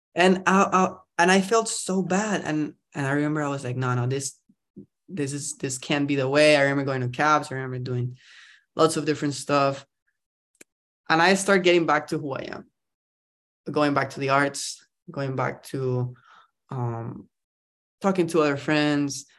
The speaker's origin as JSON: {"language": "English", "country": "Costa Rica", "also_born_or_lived": "New York", "moved": "as an adult", "lives_now": "California, United States", "said": "I'm, I'm from Costa Rica, actually. I'm not, uh, from around here"}